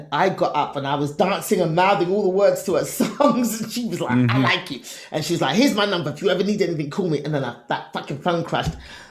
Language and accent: English; England, United Kingdom; I come all the way from England for this shit.